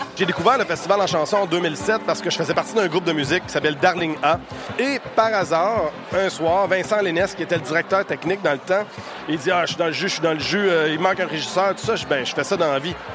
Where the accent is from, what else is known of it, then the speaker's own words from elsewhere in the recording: Ville-Marie, Quebec, Canada; Je suis originaire de Ville-Marie au Témiscamingue, à l'autre bout du Québec, c'est la frontière à l'Ontario